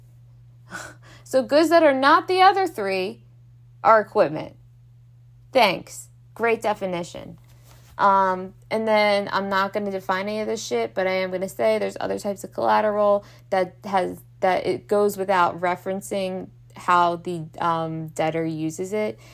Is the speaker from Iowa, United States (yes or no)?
no; Baltimore, Maryland, United States; I'm from Baltimore, whether we don't know how to pronounce T's apparently